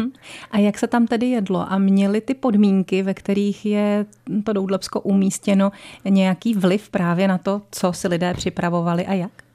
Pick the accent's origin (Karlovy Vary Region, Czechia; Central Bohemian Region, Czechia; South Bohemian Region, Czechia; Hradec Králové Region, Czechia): South Bohemian Region, Czechia; Strakonice area; na Strakonicku, odkud pocházím já